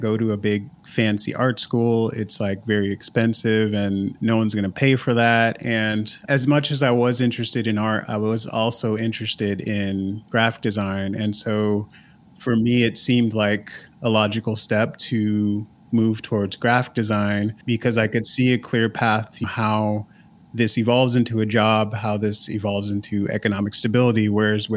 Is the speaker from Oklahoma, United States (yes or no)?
no; Pasadena, California, United States; I grew up in Pasadena, California